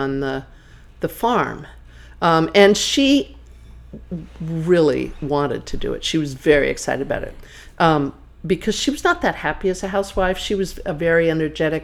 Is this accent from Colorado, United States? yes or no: yes; Denver, Colorado, United States; I was born in Colorado, in Denver.